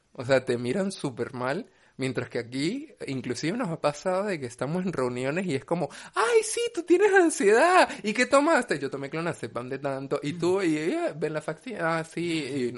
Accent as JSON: {"language": "Spanish", "country": "Venezuela", "moved": "yes", "said": "Yo soy venezolana."}